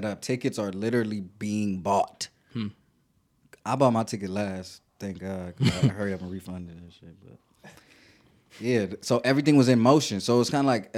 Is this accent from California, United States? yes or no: yes; Long Beach, California, United States; from Long Beach, California